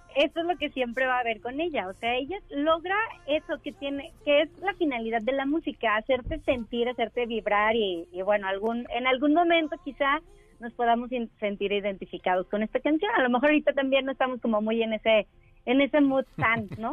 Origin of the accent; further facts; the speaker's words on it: Mexico; somos mexicanos